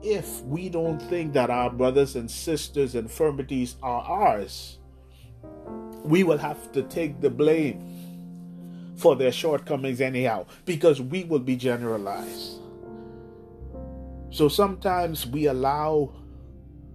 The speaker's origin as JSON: {"language": "English", "country": "Bahamas", "said": "here in the Bahamas we say"}